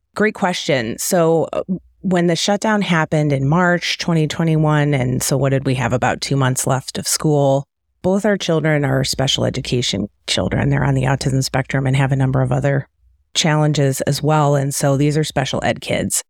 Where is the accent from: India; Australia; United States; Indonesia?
United States; Detroit, Michigan; also born or lived in Cleveland / Kansas City Metro; now in Kansas City, United States; I'm from the Detroit area.